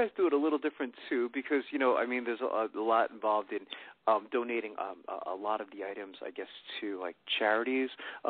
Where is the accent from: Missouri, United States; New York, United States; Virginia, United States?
New York, United States; born there; now in Pennsylvania, United States; I was born in New York, and so I don't even have to ask you how the weather is there today because I'm in Pennsylvania.